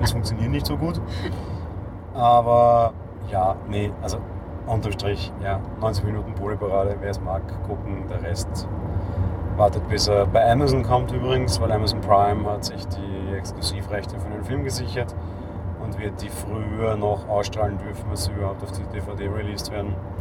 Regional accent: Vienna, Austria; ich bin äh, geborener Wiener und in Wien lebender Wiener

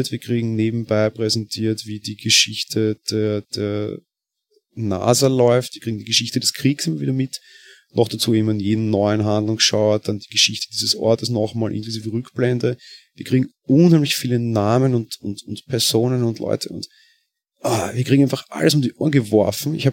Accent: Vienna, Austria; ich komme aus Wien, man erkennt es dann wahrscheinlich auch an der Stimme

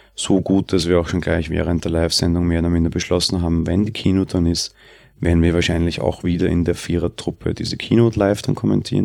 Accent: Austria; bei uns in Österreich

